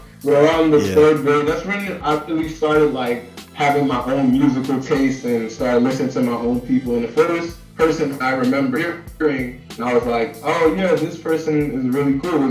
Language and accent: English; New York City, New York, United States; also born or lived in Atlanta, Georgia; now in Miami, United States; I come from Brooklyn, New York originally. Mm-hmm. Lived in Atlanta, the east side of Atlanta, for about 8 years. Now I'm living in Miami, Florida.